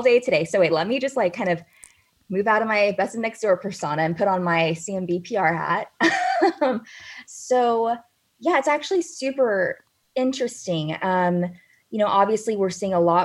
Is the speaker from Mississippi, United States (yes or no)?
no; Tracy, California, United States; moved away as an adult; now in San Francisco, United States; that's where I'm from. I'm from Tracy